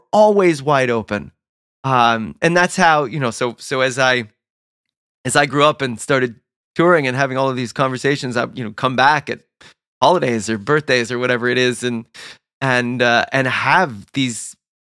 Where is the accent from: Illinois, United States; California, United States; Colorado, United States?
California, United States; Southern; I grew up in Southern California